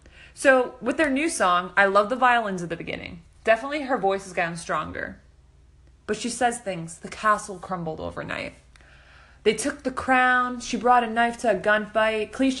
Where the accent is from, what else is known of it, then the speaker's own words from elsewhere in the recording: Midwest, United States; I grew up in the Midwest with seven younger siblings.